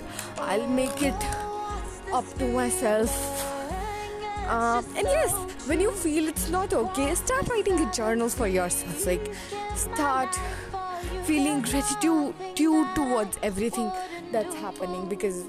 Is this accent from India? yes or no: yes; India; I'm even an Indian human